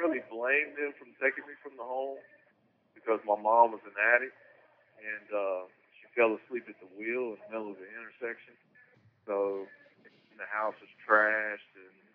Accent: Salisbury, North Carolina, United States; I'm from Salisbury, North Carolina, born and raised.

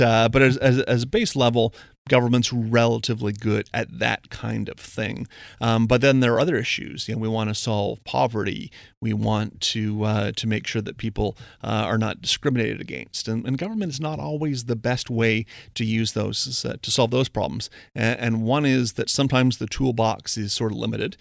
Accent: Windsor, Ontario, Canada; I'm from Windsor, Ontario, big, uh, big automotive, the ca-, automotive capital of Canada.

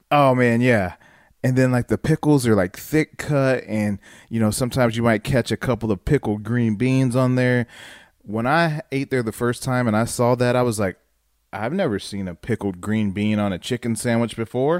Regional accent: Dayton, Ohio, United States; me growing up in Ohio, in Dayton

